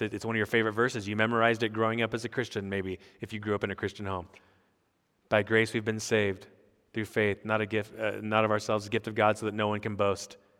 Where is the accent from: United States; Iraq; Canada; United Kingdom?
United States; I'm an American pastor on sabbatical